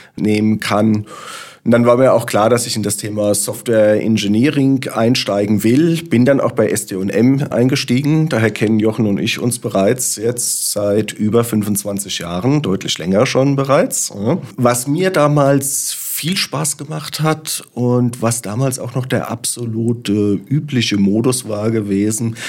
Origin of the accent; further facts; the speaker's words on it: Frankfurt am Main, Hesse, Germany; als gebürtiger Frankfurter